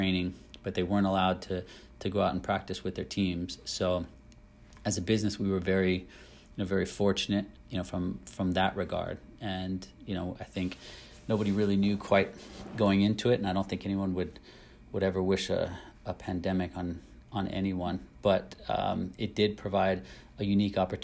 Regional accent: United States; moved away as an adult; as an American growing up wanting to be a footballer

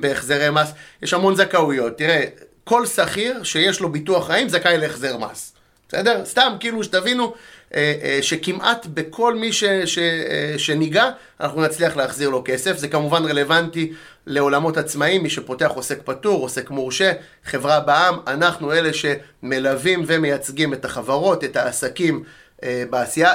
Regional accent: Netanya, Central District, Israel; moved away as an adult; now in Petah Tikva, Israel; גדלתי בנתניה

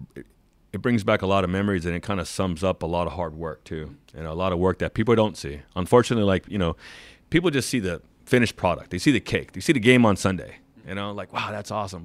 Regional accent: San Diego, California, United States; I'm born and raised in San Diego. I grew up watching the Chargers.

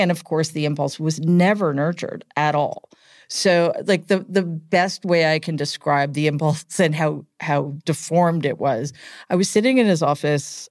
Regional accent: New York City, New York, United States; I grew up in Queens

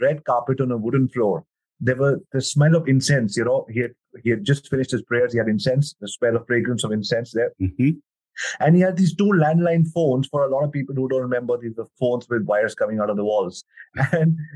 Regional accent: New Delhi, Delhi, India; born and brought up in New Delhi, India

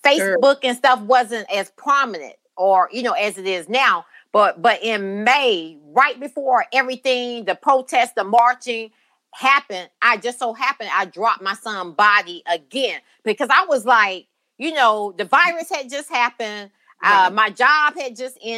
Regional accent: Brunswick, Georgia, United States; I'm from Brunswick, Georgia. That's where I was born and raised

